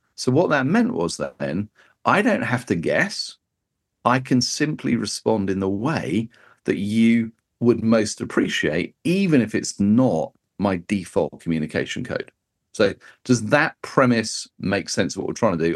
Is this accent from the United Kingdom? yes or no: yes; United Kingdom; as a Brit